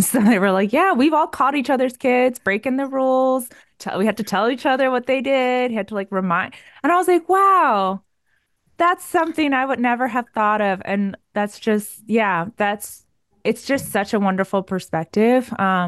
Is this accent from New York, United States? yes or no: yes; New York, United States; now in Waco, United States; I came from New York, so I'm just used to like more museums and, public transit